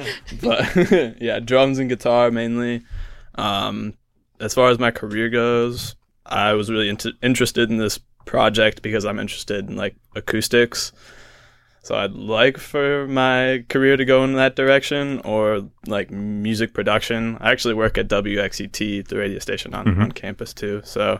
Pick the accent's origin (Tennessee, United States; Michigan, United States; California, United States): Michigan, United States; Saginaw; moved away; I'm from Saginaw, Michigan originally.